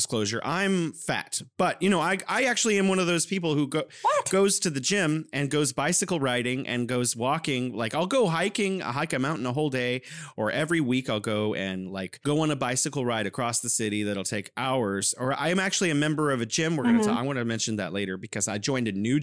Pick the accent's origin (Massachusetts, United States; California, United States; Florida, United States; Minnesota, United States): California, United States; San Francisco; now in Wuhan, China; I'm originally from San Francisco, California, the Bay Area of California. I'm living here in beautiful Wuhan, China